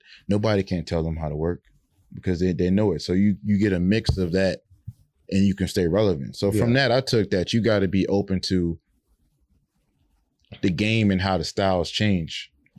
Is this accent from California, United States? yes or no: no; New Orleans, Louisiana, United States; I'm from New Orleans originally.